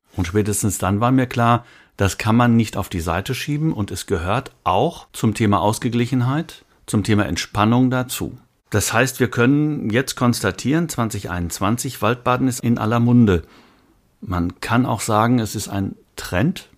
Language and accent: German; Rhineland, Germany; für mich jetzt mal als Rheinländer